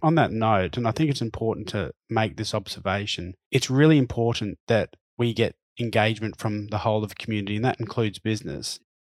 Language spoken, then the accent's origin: English; Queensland, Australia; When I was a young lad growing up in Queensland